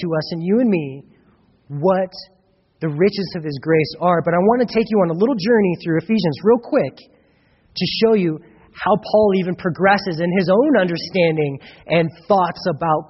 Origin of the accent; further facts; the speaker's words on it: United States; I grew up in America